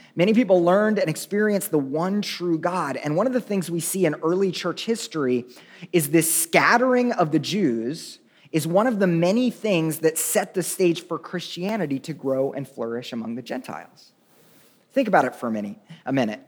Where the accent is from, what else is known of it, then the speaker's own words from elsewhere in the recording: Tulsa, Oklahoma, United States; I'm from Oklahoma